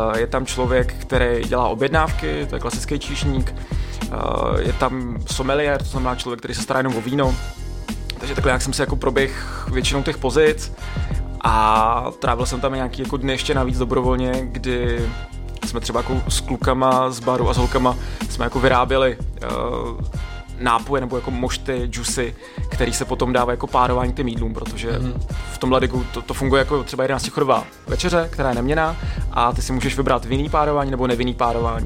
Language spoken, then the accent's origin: Czech; Roudnice nad Labem, Ústí nad Labem Region, Czechia; also born or lived in Budyně nad Ohří / Prague; Já jsem se narodil v Roudnici, takže žádná naplava